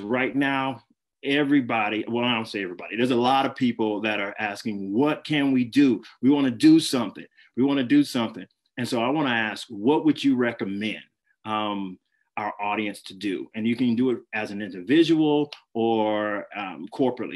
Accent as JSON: {"language": "English", "town": "Flint", "region": "Michigan", "country": "United States", "tie": "born or raised there", "said": "my hometown, Flint"}